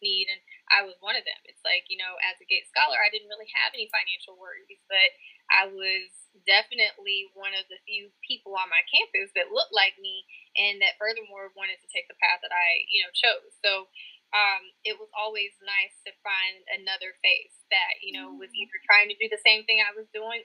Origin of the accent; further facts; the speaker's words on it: Texarkana, Texas, United States; also born or lived in Lewisville, Arkansas / Fayetteville, Arkansas / Knoxville, Tennessee; I am originally from Louisville, Arkansas. Grew up most of my life in Texarkana, Texas